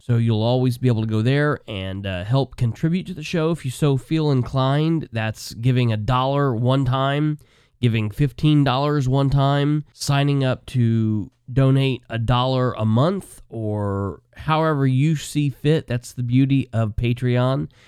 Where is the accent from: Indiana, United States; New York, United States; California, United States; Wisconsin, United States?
Indiana, United States; Muncie; I grew up in the Muncie City, Delaware County political scene